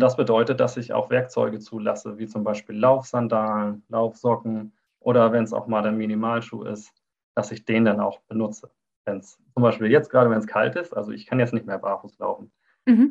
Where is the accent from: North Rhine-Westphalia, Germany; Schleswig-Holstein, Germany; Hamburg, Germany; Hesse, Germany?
Schleswig-Holstein, Germany; Neumünster; Ich bin kaum hier rausgekommen bislang aus Schleswig-Holstein. Also ich bin äh, in Neumünster geboren.